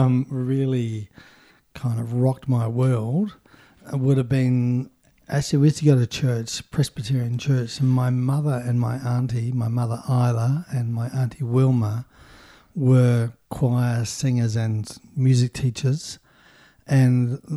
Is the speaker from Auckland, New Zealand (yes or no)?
no; Invercargill, Southland, New Zealand; In Invercargill.